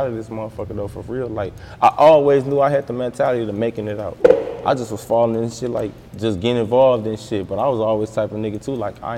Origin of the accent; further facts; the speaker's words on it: East Chicago, Indiana, United States; I'm from East Chicago